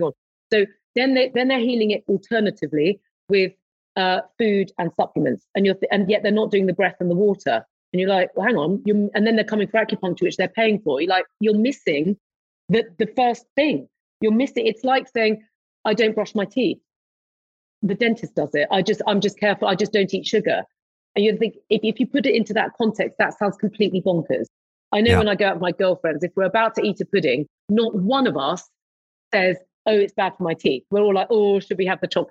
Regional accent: London, United Kingdom; moved away as an adult; I was born in London, had my first flat in London, you know, lived in London, moved to the countryside about 12 years ago

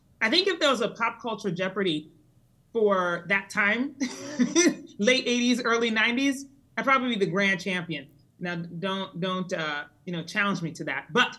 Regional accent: Colorado Springs, Colorado, United States; actually, over my childhood, but finally settled in Colorado Springs, Colorado, when I was 12. So although I am technically an American citizen, I do feel very bicultural, meaning that in my house that I grew up in, we were very Ghanaian

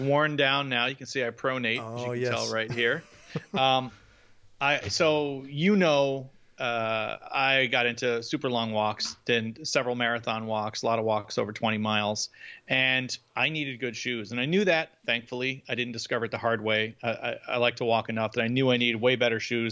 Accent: Northeast, United States; I grew up in the Northeast.

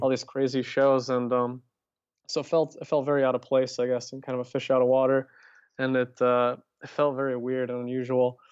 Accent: Minnesota, United States; moved away as an adult; I ended up moving back to Minnesota

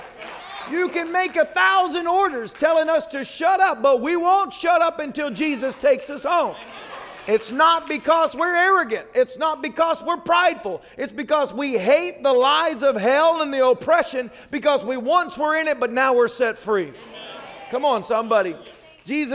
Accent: the South, United States; I was raised in the South

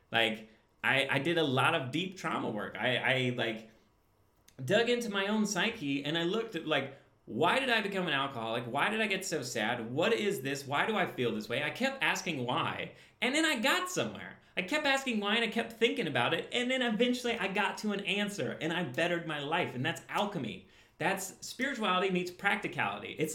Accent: Midwest, United States; I grew up in the Midwest. I'm very aware of what the Midwestern life is like. I had an accent until I grew up.

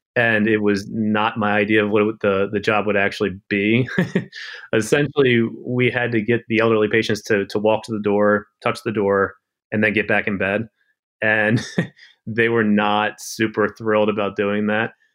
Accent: Maryland, United States; I was born and raised in Maryland

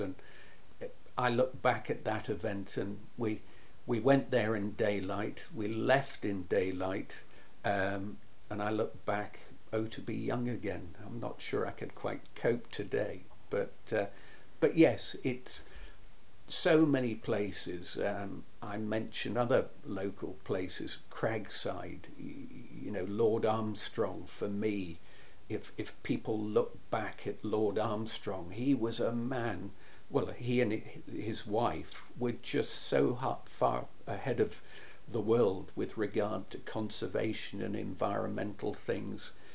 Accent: Berwick-upon-Tweed, North East England, United Kingdom; my hometown of Berwick upon Tweed

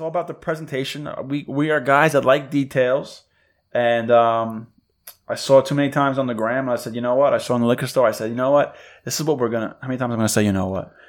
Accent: New York, United States; I'm from New York

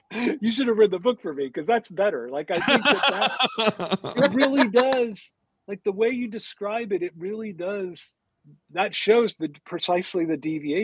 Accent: Ohio, United States; I'm from Ohio

